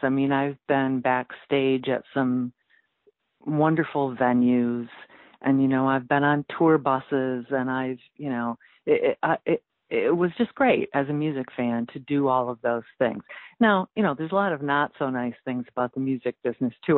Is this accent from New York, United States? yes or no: yes; rural area near Canada, New York, United States; I was a newspaper reporter for four years uh, here in my hometown, uh, my hometown daily